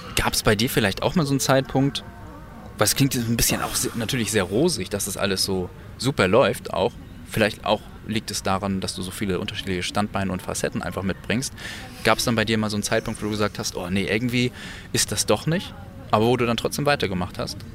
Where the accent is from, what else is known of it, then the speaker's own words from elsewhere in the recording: Kiel, Schleswig-Holstein, Germany; in meiner Heimat mit diesem ganzen Musikalischen eigentlich angefangen hast, nämlich in Kiel-Ellerbeck